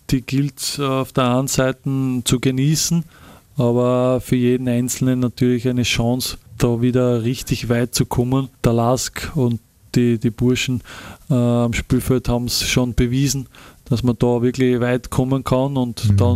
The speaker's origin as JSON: {"language": "German", "town": "Linz", "region": "Upper Austria", "country": "Austria", "said": "man ist stolz als, als Linzer, als, als Mühlviertler, da einfach für seinen Verein spielen zu dürfen"}